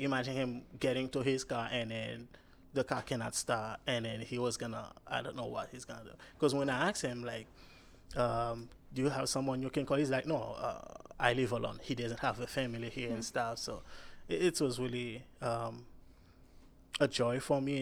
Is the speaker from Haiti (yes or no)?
yes; Cap-Haïtien, Nord, Haiti; moved away; I'm Haitian